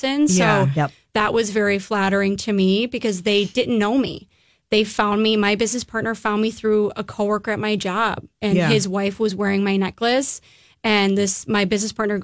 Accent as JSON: {"language": "English", "region": "Illinois", "country": "United States", "tie": "born or raised there", "moved": "as an adult", "lives_now": "Minneapolis, United States", "said": "I grew up in Illinois"}